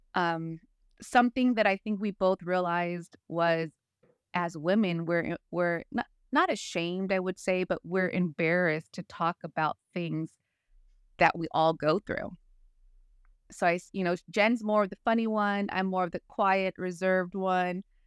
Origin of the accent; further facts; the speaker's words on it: California, United States; moved away as an adult; now in North Carolina, United States; I was born raised in California